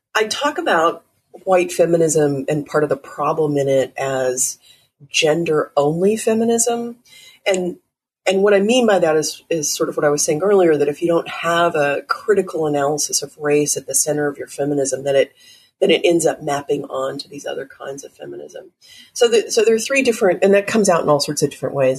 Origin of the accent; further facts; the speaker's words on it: Texas, United States; now in New York City, United States; growing up in Texas and living in New York City